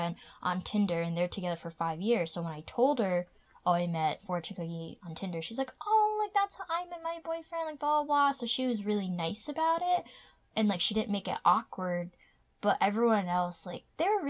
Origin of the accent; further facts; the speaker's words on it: United States; I grew up in a predominantly white area